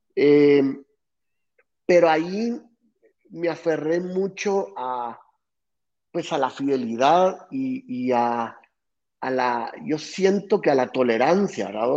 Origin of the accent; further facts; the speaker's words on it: Guatemala City, Guatemala Department, Guatemala; nací aquí en Guate y nací en una familia sumamente emprendedora